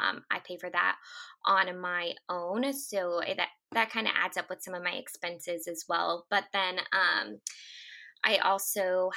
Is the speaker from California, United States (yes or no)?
yes; Northern California, United States; now in San Diego, United States; I was from Northern California originally, but have moved down here